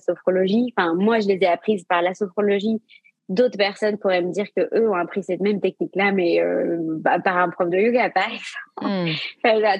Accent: Saint-Malo, Brittany, France; also born or lived in Asia; now in Rennes, France; Je suis basée à Rennes, mais je viens de Saint-Malo comme toi

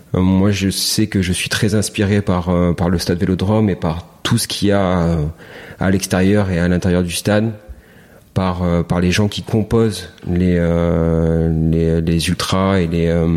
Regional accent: near Toulon, Provence-Alpes-Côte d'Azur, France; moved away as an adult; also born or lived in Ollioules / Hyères / Lyon; now in Marseille, France; Je suis né dans un petit village qui s'appelle Olioul, à côté à côté d'un autre petit village qui s'appelle Le Bossé, pas très très loin de Toulon. Euh, j'ai grandi à l'accro

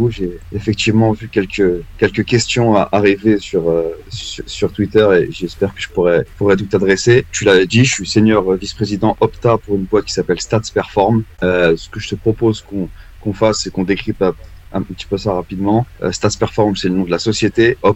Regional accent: Val-d'Oise, Île-de-France, France; moved away; also born or lived in London; originaire du Val d'Oise, d'une ville qui s'appelle qui s'appelle Erani, dans l'agglomération la, de Cergy. Donc, je viens de, je viens de Paris

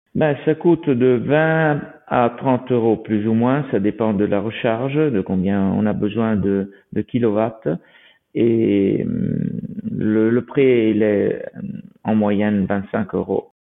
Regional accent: Italy; nous sommes italiens

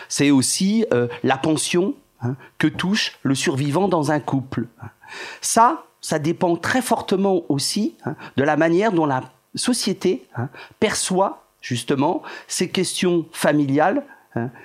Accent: France; nous sommes français

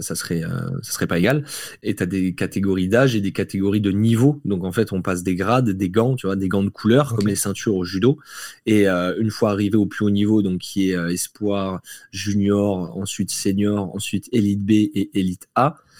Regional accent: Belfort, Bourgogne-Franche-Comté, France; moved away as an adult; now in Nice, France; j'ai grandi en Franche-Comté à Belfort jusqu'à mes 18 ans

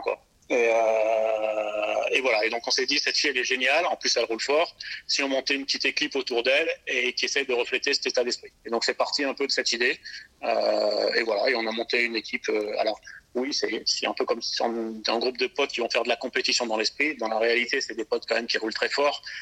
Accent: Alsace, Grand Est, France; moved away as an adult; now in Nice, France; je suis alsacien d'origine

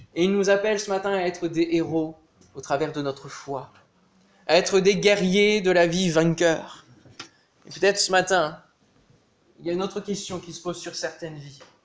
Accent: Normandy, France; dans le village en, Normandie, puisqu'on est normand

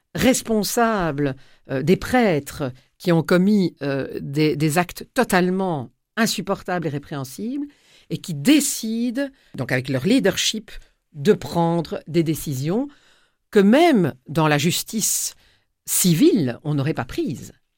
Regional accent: Tournai, Wallonia, Belgium; à Tournai, qui est ma ville natale dans laquelle euh, je vis toujours

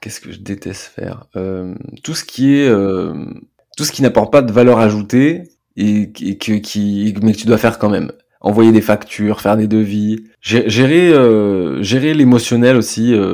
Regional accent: France; on est français

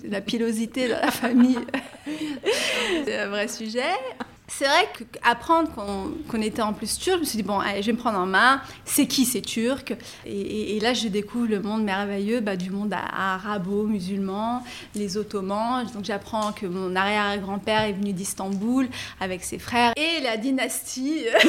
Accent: Paris, Île-de-France, France; also born or lived in Nabeul, Tunisia; je suis donc française d'origine tunisienne, je suis née à, à Paris. J'ai pas aimé mon enfance à Paris

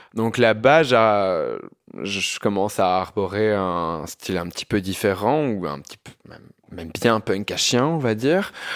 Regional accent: Binche, Wallonia, Belgium; moved away as an adult; now in Brussels, Belgium; je viens d'une petite ville. Hein. Je, viens, je viens de Binche.

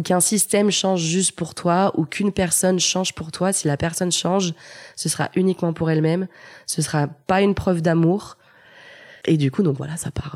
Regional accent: Lyon, Auvergne-Rhône-Alpes, France; Je suis née à Lyon et ai grandi à Lyon

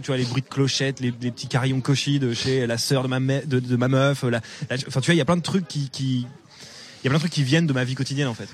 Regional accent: Normandy, France; moved away as an adult; en tant que bon normand

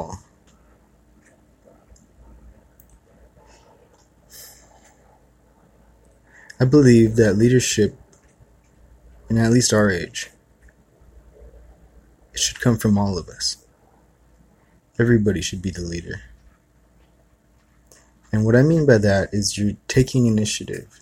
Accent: Kihei, Hawaii, United States; I grew up in Kihei

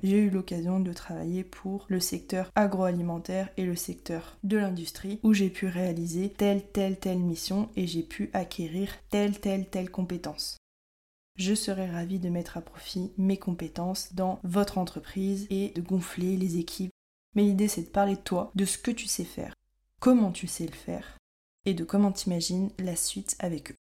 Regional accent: France; moved away as an adult; now in Montreal, Canada; nous les Français

